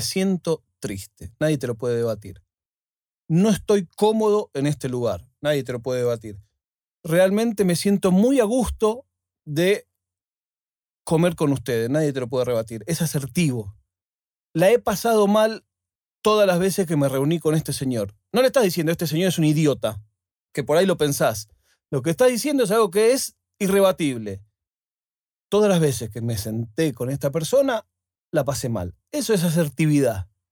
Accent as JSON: {"language": "Spanish", "country": "Argentina", "moved": "yes", "lives_now": "Spain"}